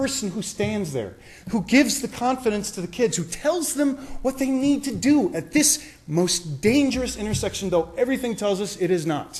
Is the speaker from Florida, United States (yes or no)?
yes; Florida, United States; now in Calabasas, United States; I come from Florida